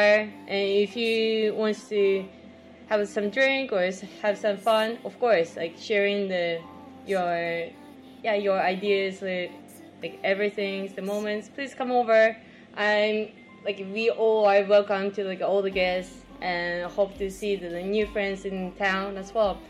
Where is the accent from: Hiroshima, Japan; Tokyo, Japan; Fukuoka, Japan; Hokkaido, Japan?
Tokyo, Japan; English is a second language; moved away as an adult; also born or lived in Canada; now in Shanghai, China; I'm from Tokyo, so I used to work in Tokyo for five years